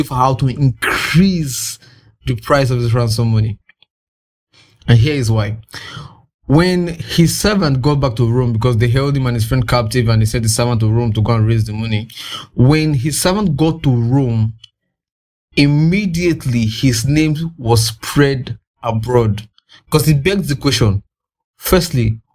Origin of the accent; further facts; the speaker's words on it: Nigeria; I'm in Nigerian